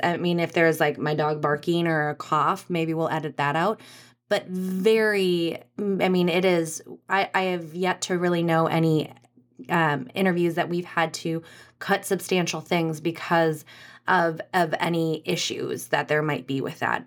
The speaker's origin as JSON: {"language": "English", "town": "Anoka", "region": "Minnesota", "country": "United States", "said": "I'm from Anoka."}